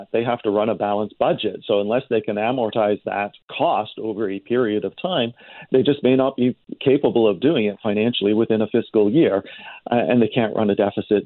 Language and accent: English; Toronto, Ontario, Canada; now in British Columbia, Canada; I grew up in Toronto